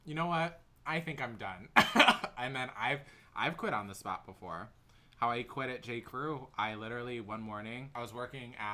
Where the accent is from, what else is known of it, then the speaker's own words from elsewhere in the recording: Traverse City, Michigan, United States; also born or lived in Los Angeles; now in New York, United States; I enjoyed working retail more in Traverse City